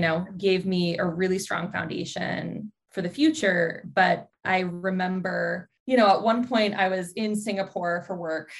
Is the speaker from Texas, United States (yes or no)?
yes; Dallas, Texas, United States; moved away as an adult; also born or lived in upstate New York; now in California, United States; I grew up in Dallas, Texas